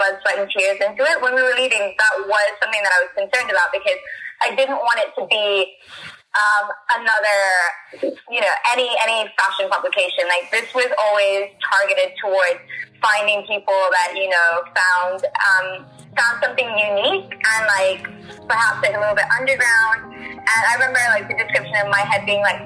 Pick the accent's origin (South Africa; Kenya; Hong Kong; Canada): Hong Kong; moved away as an adult; I grew up in Hong Kong